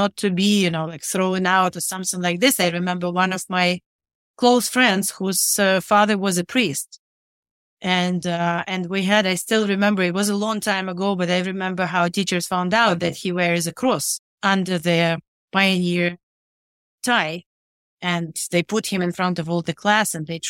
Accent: Rivne, Rivne Oblast, Ukraine; I was born and raised in Rivne, which is northwestern Ukraine.

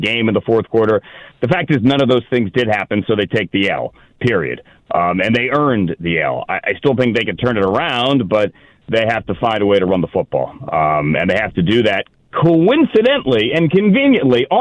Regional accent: Washington, District of Columbia, United States; moved away; I grew up in Washington.

